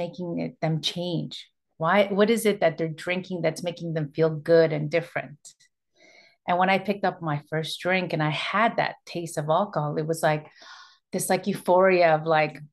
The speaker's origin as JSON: {"language": "English", "town": "Toronto", "region": "Ontario", "country": "Canada", "tie": "born or raised there", "said": "I was born and raised in Toronto, and my parents immigrated from Ecuador in 74"}